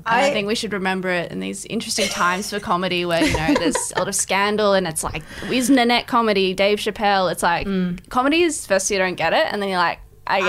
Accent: Australia; I'm actually like 100 generations white Australian.

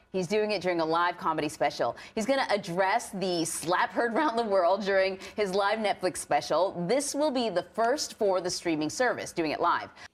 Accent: United States; growing up in the United States

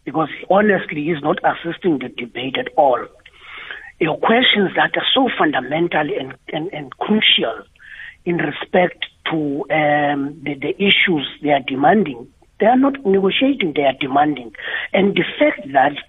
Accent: South Africa; as South African

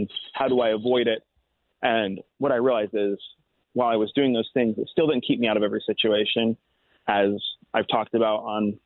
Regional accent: Utah, United States; my culture is Utah

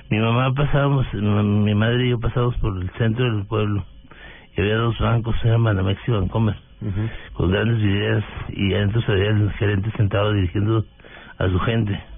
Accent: Delicias, Chihuahua, Mexico; now in Bogotá, Colombia; del norte de México, de Ciudad de Chihuahua es una población de 120 mil habitantes. Eh, crecí en Delicias, estudiando en la escuela primaria local. ¿Pública? Pública. Eh, fue un niño con una familia eh, muy pobre financieramente

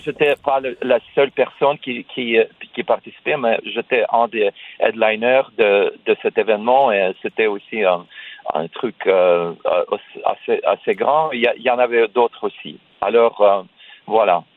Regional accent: Russia; first language Russian; French is a second language; now in United States; je suis né en Russie, j'ai euh, passé la plupart de ma vie aux États-Unis. J'ai venu, je suis venu euh, aux États-Unis euh, plus de 30 ans.

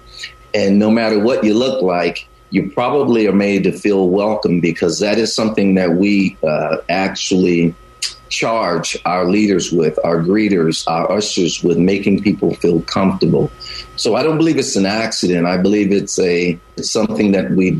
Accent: the South, United States; also born or lived in Chicago / Great Lakes, Illinois; now in Bay Area, United States; I grew up in the South.

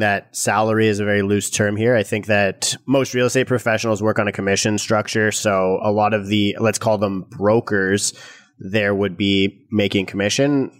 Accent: Canada; us as Canadian real estate investors

